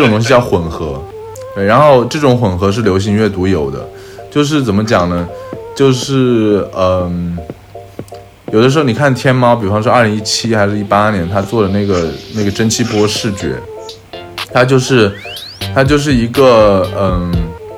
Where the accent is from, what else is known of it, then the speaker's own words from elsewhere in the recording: Changsha, Hunan, China; now in Shanghai, China; 像我故乡长沙